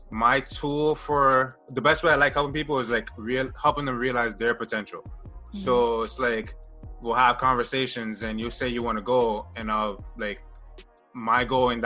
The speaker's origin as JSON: {"language": "English", "country": "United States", "said": "I was like, no, I'm American. Yeah. So it's like, my title would be African-American"}